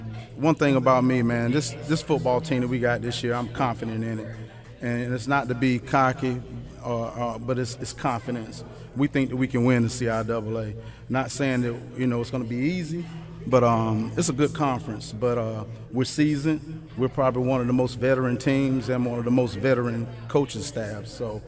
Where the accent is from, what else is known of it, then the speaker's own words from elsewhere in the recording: Durham, North Carolina, United States; I'm from Durham.